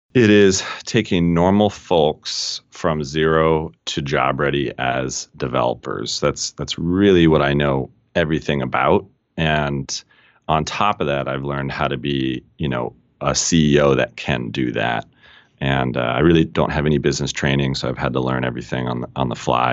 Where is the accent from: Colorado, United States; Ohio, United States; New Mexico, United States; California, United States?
Colorado, United States; moved away as an adult; also born or lived in England; Born and raised in Colorado